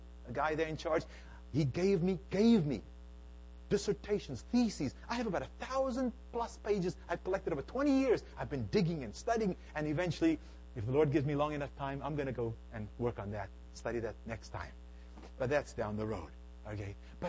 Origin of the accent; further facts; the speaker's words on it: South Africa; moved away as an adult; now in United States; I was born and raised in South Africa